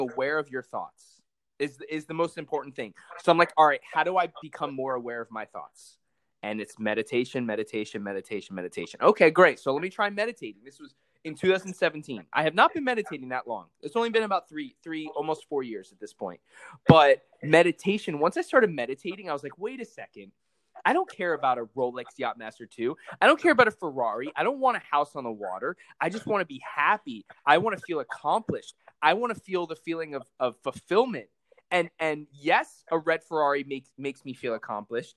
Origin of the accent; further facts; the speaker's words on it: Palm Beach, Florida, United States; I grew up in Palm Beach, Florida